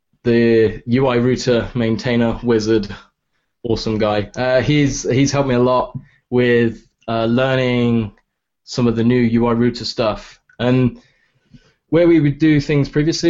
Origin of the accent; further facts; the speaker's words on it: England, United Kingdom; accent: English; my English accent